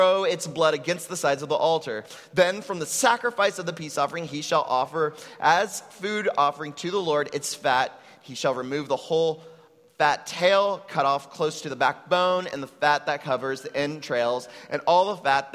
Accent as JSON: {"language": "English", "region": "Texas", "country": "United States", "tie": "born or raised there", "moved": "yes", "lives_now": "Puerto Rico", "said": "I come from an immigrant Mexican family that settled in Texas"}